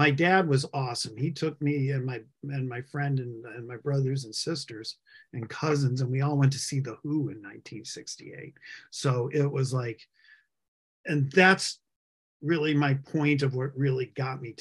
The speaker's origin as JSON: {"language": "English", "town": "Buffalo", "region": "New York", "country": "United States", "tie": "born or raised there", "also_born_or_lived": "Atlanta", "moved": "as an adult", "said": "I grew up in Western New York, by the way, in Buffalo, right near Buffalo"}